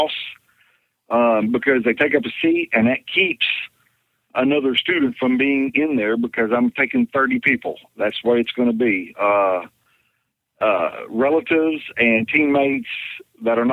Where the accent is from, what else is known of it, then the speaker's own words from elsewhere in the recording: Chandler, Oklahoma, United States; here in my hometown, Chandler, Oklahoma